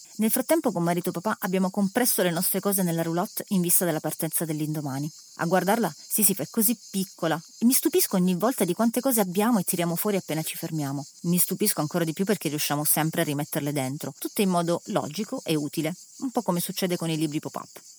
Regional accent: Calabria, Italy; Siamo calabresi

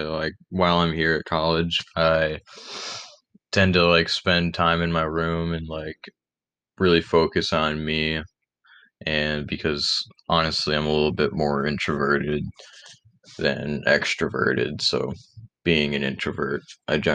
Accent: Rochester, New York, United States; also born or lived in Penfield, New York; I was born and raised in the Rochester area. I live in Penfield, New York, which is just about 10 minutes away from Rochester

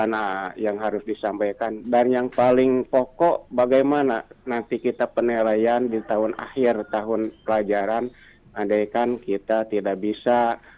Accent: Bandung, West Java, Indonesia; kepada sekaligus kepada orang Bandung karena saya juga asli dari Bandung.

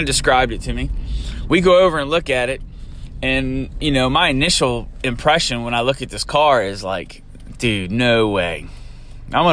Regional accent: Eastern Shore, United States; living and growing up on the Eastern Shore

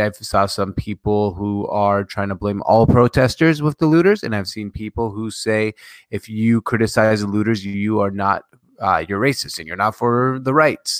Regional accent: Syria; moved away; September eleventh, I was a kid, I'm from Syria

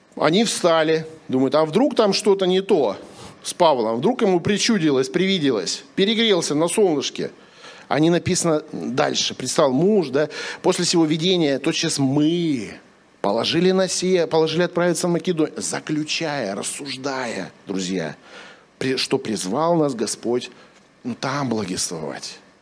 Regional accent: Sakhalin Oblast, Russia; я с Сахалина

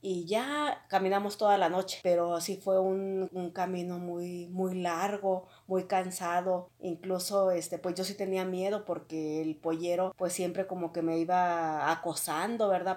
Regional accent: Mexico; moved away as an adult; also born or lived in Ciudad Juárez; de mi pueblo donde yo soy originaria

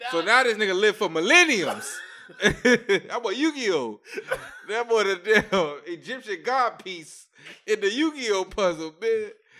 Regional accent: Haiti; I'm from Haiti.

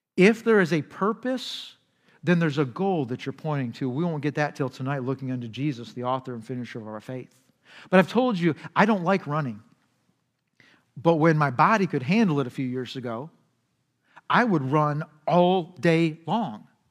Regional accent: United States; our society, American society

